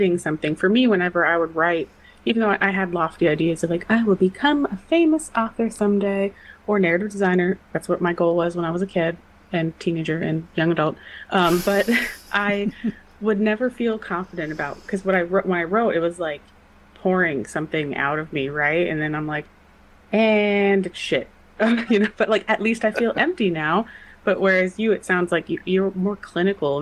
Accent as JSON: {"language": "English", "town": "Los Angeles", "region": "California", "country": "United States", "tie": "born or raised there", "said": "I grew up in Los Angeles"}